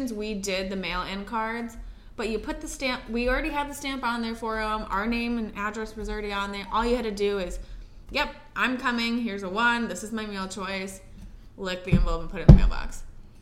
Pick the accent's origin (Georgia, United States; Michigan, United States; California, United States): Michigan, United States; I'm from Michigan